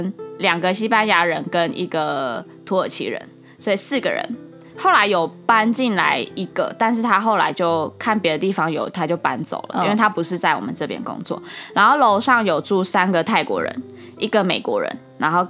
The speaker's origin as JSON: {"language": "Chinese", "country": "Japan", "second_language": "Chinese", "said": "我们日本人好像总共，我们我们那一区，我们工跟我们一起工作有两个"}